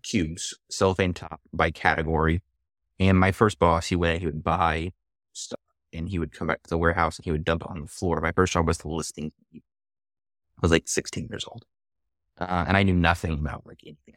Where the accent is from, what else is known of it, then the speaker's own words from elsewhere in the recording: Atlanta, Georgia, United States; I actually grew up in Atlanta. Oh, one of the few natives here.